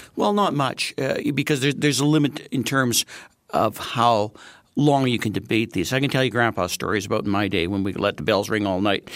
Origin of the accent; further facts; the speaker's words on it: Manitoba, Canada; now in Saskatchewan, Canada; I'm from Manitoba